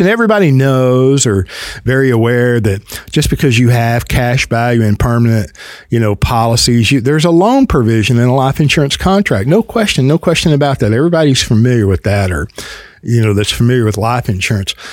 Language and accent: English; the South, United States; accent: Southern; I'm in the South as if you couldn't tell. Let me help you out by my accent, right?